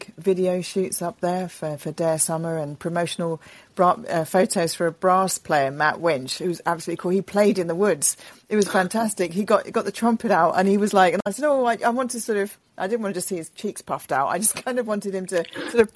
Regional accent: London, United Kingdom; When I was a kid, I was born in London. I was born in North London, in Highgate, and then we moved to Crouch End.

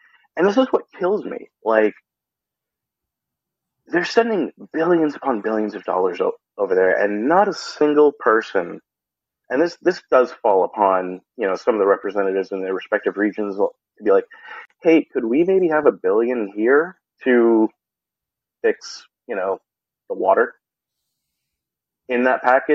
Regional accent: Worcester, Massachusetts, United States; I am from Worcester

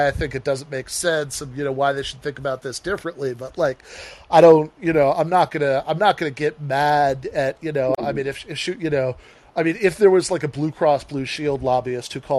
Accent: Midwest, United States; I'm a Midwesterner

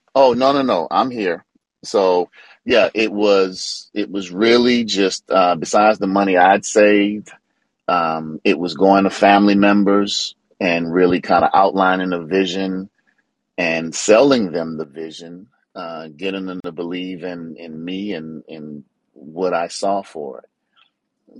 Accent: New Orleans, Louisiana, United States; I'm from New Orleans, and that's where my mother lives

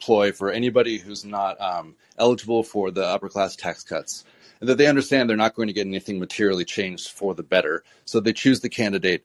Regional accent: Orange County, California, United States; I grew up in Orange County in California. Like I was raised by and around people like

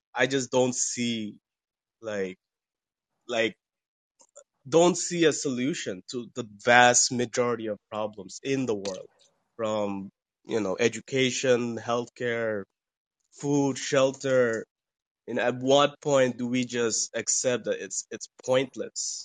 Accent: Bangladesh; now in United States; I'm from Bangladesh. I live in the U.S.

